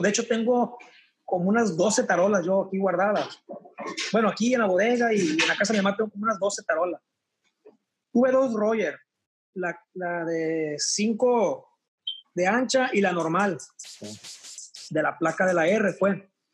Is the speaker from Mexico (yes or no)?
yes; El Verde, Sinaloa, Mexico; also born or lived in Culiacán, Sinaloa; me fui a vivir eh, de Culiacán a los ocho años a un pueblo que se llama El Verde Concordia.